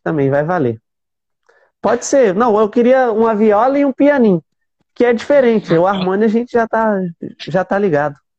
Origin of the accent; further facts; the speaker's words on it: Minas Gerais, Brazil; eu sou mineiro